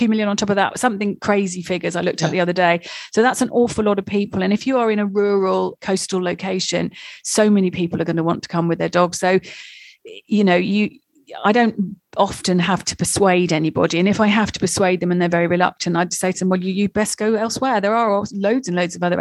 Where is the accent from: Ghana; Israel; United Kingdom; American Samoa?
United Kingdom; England; I'm English